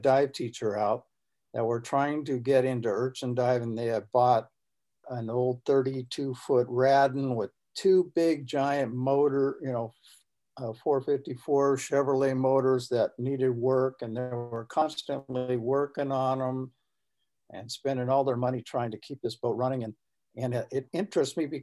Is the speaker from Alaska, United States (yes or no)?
no; Southern California, United States; now in Northern California, United States; I grew up here in California, Southern California, and then finally I'm a transplant and came up to Northern California